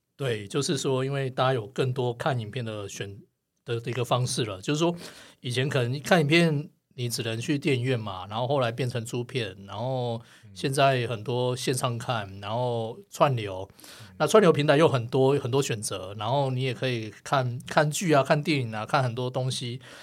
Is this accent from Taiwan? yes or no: yes; Gangshan, Kaohsiung, Taiwan; moved away; 我老家冈山啊， 有， 也是有一个统一戏院